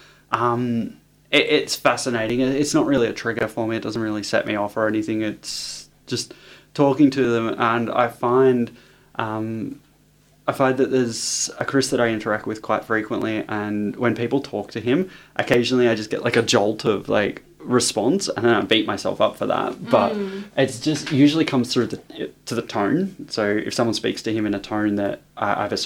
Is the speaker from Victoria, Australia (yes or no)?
yes; Sunbury, Victoria, Australia; moved away as an adult; now in Brisbane, Australia; Home's Melbourne. So, I love Melbourne. I'm from Melbourne. I'm a Sunbury girl